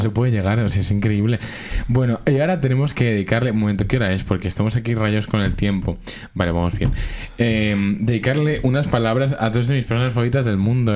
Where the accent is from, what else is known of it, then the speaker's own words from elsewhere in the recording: Alcorcón, Community of Madrid, Spain; Yo soy igual de inmigrante siendo de Alcorcón